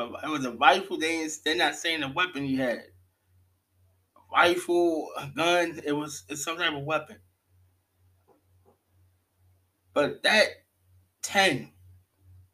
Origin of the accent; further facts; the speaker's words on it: New York City, New York, United States; I'm from Brooklyn, New York